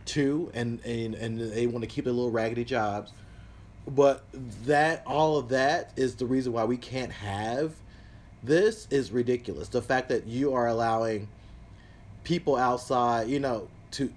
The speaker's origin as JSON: {"language": "English", "region": "the South", "country": "United States", "said": "I'm from the South, so grew up with guns in the house"}